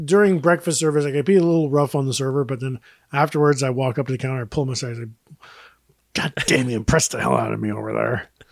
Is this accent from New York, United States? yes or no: yes; New York, United States; now in Los Angeles, United States; I'm from New York State